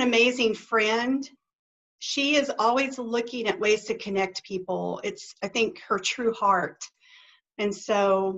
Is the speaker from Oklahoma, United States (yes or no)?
yes; Duncan, Oklahoma, United States; I grew up in Duncan, Oklahoma, small town.